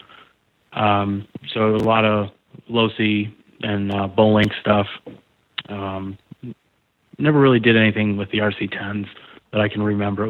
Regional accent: Pennsylvania, United States; I grew up in Pennsylvania

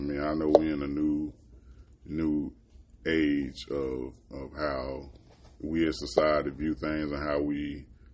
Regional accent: Florida, United States; I'm from Florida. I ain't like it that much

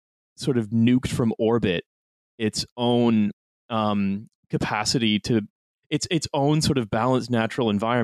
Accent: Canada; moved away as an adult; now in United Kingdom; I've lived here for the last 10 years and I'm simply a Canadian abroad

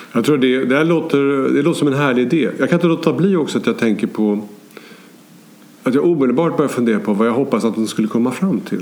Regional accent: Sweden; jag är svensk och bor i det här landet

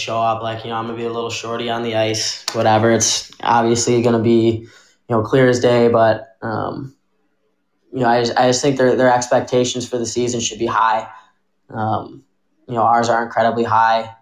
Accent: west suburbs of Chicago, Illinois, United States; I grew up right outside Chicago, west suburbs. Born and raised

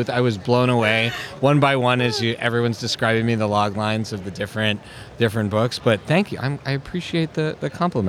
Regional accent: Canada; we grew up in Canada

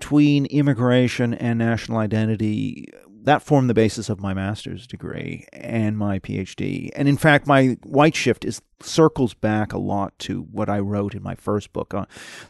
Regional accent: Tokyo, Japan; You know, I grew up 8 years in Tokyo. I mean, from being very young, like, you know, 2-3 up until about age 7, and then a second time, age 10 and 11. I went to an international school

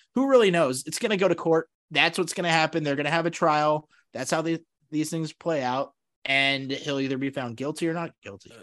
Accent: Seattle, Washington, United States; now in Kansas City, United States; I was born in Seattle

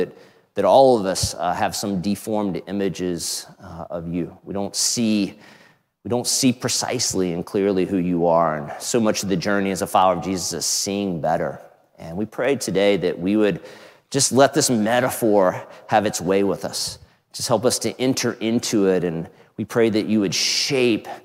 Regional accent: Outer Banks, North Carolina, United States; moved away; we were just out east where I grew up in the Outer Banks

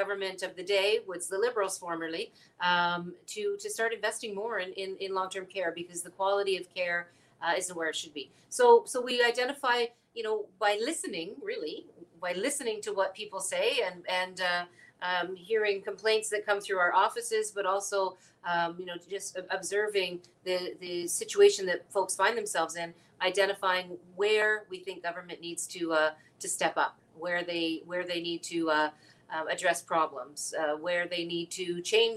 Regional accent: Hamilton, Ontario, Canada; to Hamilton, which is my hometown.

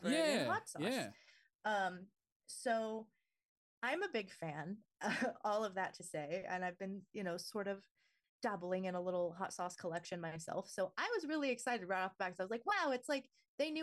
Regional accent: Southern California, United States; Tacos and burritos are a huge part of just my identity as a Southern Californian

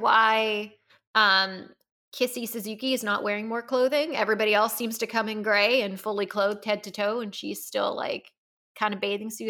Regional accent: Canada; accent: Canadian; I've been told that my Canadian accent comes out a little bit more when I get very animated.

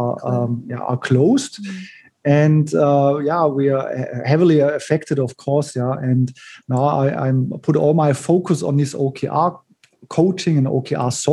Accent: Munich, Bavaria, Germany; moved away as an adult; now in Kuala Lumpur, Malaysia; originally, I'm from Munich, Germany, and I've been living here in Malaysia now for over 9 years

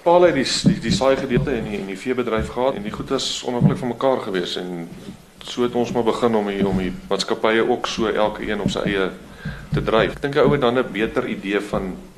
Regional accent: Vrede, Free State, South Africa; also born or lived in Standerton; Ja, ons is in maar hierdie geweste gebore. Ehm hier op Standerton naby ons. Dit is een van ons dorpe. Ons gebruik eintlik Vrede as ons dorp. Ons was daar op skool ook geweest. So ons is hier groot geword

